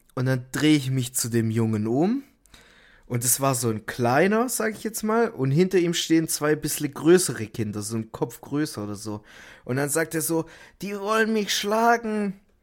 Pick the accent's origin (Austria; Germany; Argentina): Germany; Stuttgart, Baden-Württemberg; bei uns in Stuttgart